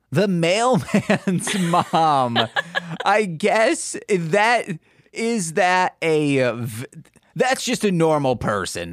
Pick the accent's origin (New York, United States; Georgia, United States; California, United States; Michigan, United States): Michigan, United States; I'm from Michigan